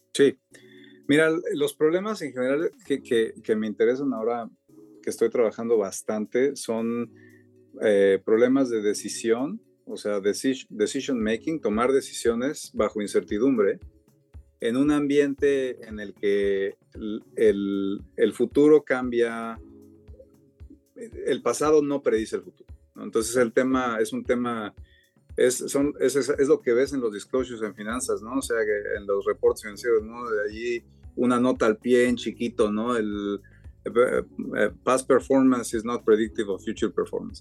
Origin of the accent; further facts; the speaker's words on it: Mexico; moved away as an adult; also born or lived in Cambridge, United States / New York, United States; now in Stanford, United States; crecí en México, me vine aquí a Stanford a hacer mi PhD en el 2000